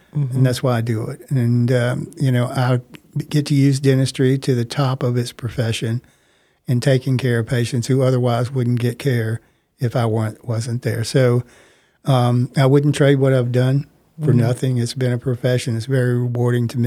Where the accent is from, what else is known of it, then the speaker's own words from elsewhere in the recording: Mississippi, United States; moved away as an adult; now in Tacoma, United States; my home state of Mississippi